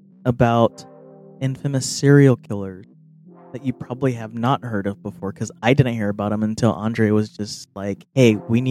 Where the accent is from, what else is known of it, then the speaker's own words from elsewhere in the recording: California, United States; I'm a Californian by heart, sorry. And I am from a valley.